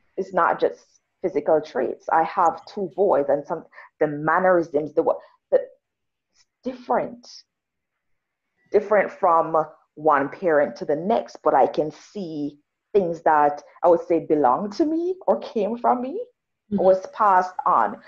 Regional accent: Jamaica; now in Canada; I'm Jamaican, rural Jamaican.

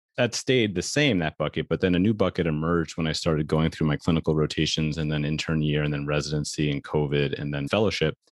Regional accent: New York City, New York, United States; I grew up in New York City

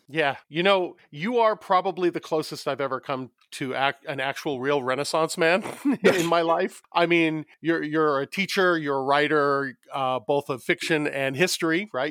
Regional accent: New York City, New York, United States; now in Los Angeles, United States; both my wife and I grew up in New York City

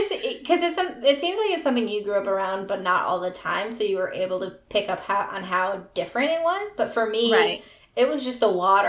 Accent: Midwest, United States; accent: Midwestern

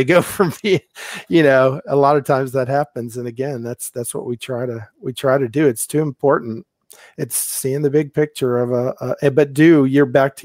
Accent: Houston, Texas, United States; also born or lived in Albuquerque / Tampa; I'm from Houston

